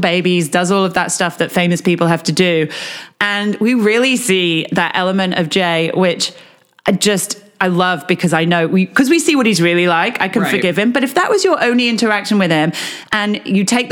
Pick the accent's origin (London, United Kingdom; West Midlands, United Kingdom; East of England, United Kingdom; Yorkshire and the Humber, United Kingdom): Yorkshire and the Humber, United Kingdom; as somebody who was born in Yorkshire and, as far as I can tell, everybody I've ever known in my family line has been born and brought up in Yorkshire